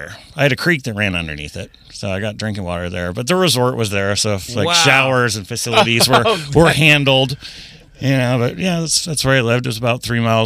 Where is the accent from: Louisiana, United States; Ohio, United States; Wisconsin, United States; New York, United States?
Ohio, United States; Sylvania; also born or lived in Louisville / Denver / Houston; We moved off to Denver, Colorado, and Houston, Texas, and we ended up, by the time I was in eighth grade, Sylvania, Ohio.